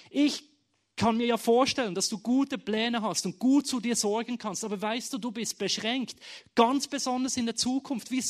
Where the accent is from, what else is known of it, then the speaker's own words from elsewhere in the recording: Bern, Switzerland; now in Schaffhausen, Switzerland; Es hat für mich bedeutet, meine Heimat loszulassen, aus Bern, und jeder weiß, im Himmel wird Berndeutsch gesprochen, wegzuziehen auf Schaffhausen, was auch wunderschön ist und gut ist, aber nicht meine Heimat ist.